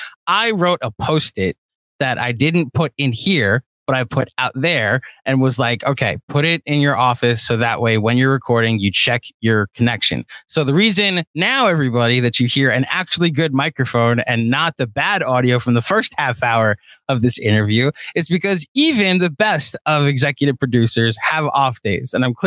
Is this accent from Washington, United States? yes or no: no; New York, United States; I'm a New Yorker and I can pronounce things however I want to pronounce things.